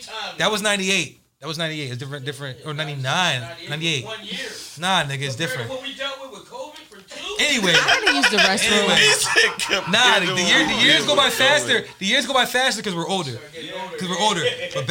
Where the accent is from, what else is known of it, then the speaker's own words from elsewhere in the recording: Willingboro, New Jersey, United States; I'm from Willingboro, New Jersey